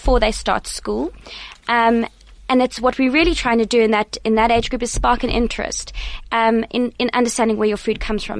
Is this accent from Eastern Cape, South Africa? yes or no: yes; Eastern Cape, South Africa; now in Johannesburg, South Africa; I grew up in the Eastern Cape, so we had lots of space there as well.